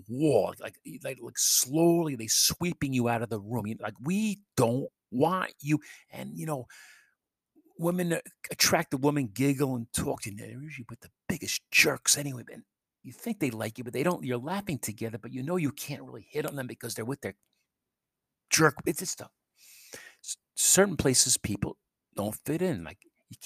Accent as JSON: {"language": "English", "town": "New York City", "region": "New York", "country": "United States", "moved": "yes", "said": "I'm from New York City"}